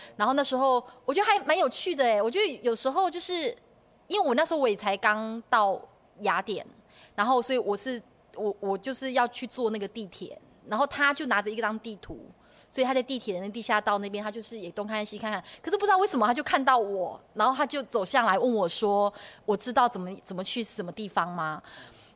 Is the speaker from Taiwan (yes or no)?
yes; Taiwan; moved away as an adult; now in Germany; 对我们台湾人讲